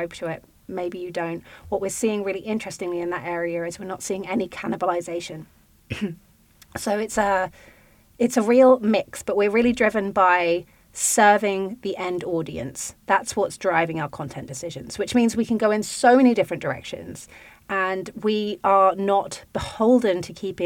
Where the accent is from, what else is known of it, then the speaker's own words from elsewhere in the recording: United Kingdom; accent: British; now in United States; me to be outnumbered as a British accent person